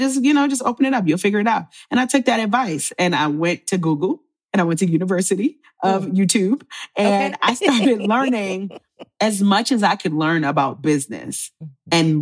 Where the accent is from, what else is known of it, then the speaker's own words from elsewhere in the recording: Baltimore, Maryland, United States; So my parents are Jamaican. My mother is Rastafarian. So I grew up in Baltimore, but in a Jamaican household.